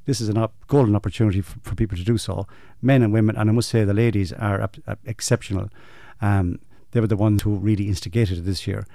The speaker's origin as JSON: {"language": "English", "country": "Ireland", "said": "our roots as you know, as rural people, if you like, as Irish people"}